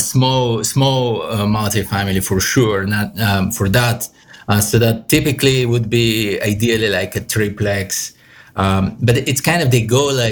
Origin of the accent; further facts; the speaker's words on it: Bulgaria; moved away as an adult; also born or lived in New York City, United States; now in New York City area, United States; I'm Eastern European, Bulgarian myself. So I grew up in Bulgaria. I came here at 22 for my master's.